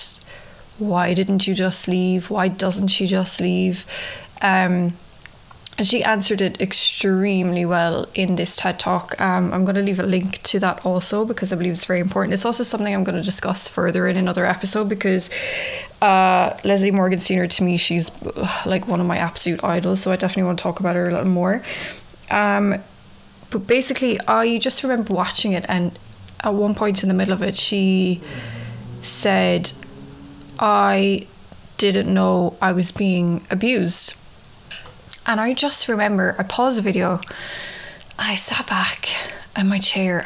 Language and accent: English; Ireland; moved away as an adult; now in New York, United States; I'm from Ireland, if you can tell from the accent. I've been living in New York for 9 years now.